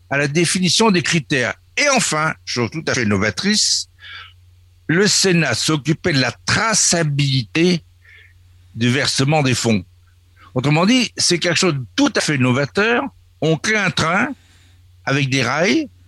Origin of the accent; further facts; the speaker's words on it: France; Nous, Français de l'étranger, nous sommes Français. Nous revendiquons la culture française, l'histoire de la France